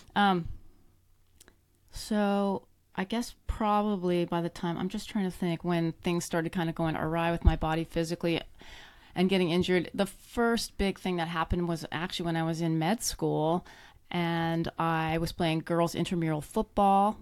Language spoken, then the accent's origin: English; Canada; moved away; I grew up in Canada, um, born and raised in the cold climates